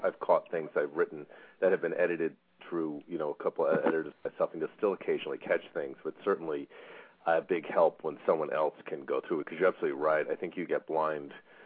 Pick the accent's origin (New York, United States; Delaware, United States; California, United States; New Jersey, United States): New York, United States; Bethpage; I grew up in Bethpage